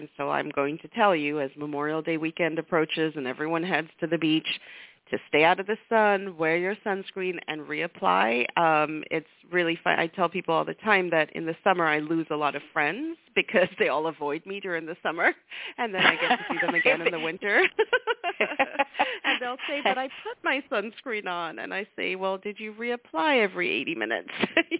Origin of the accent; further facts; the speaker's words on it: Lesotho; moved away as an adult; now in United States; So I grew up in Africa, in a tiny little country in the heart of completely landlocked by South Africa. And the reason I came to the U.S. for college was because at the time, South Africa was an apartheid country.